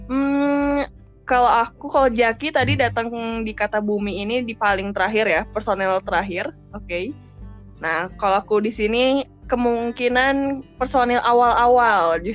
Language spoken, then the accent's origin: Indonesian; Bandung, West Java, Indonesia; Eh, aku dari Bandung ya tentunya. Sunda, hmm. asli Sunda dan aku iya.